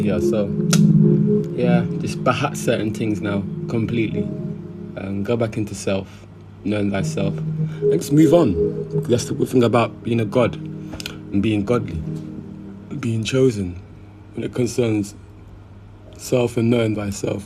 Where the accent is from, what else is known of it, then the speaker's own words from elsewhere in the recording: Jamaica; moved away; as a Jamaican